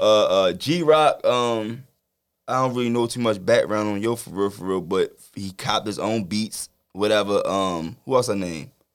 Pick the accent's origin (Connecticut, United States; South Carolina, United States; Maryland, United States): Maryland, United States; Baltimore; I'm from Baltimore.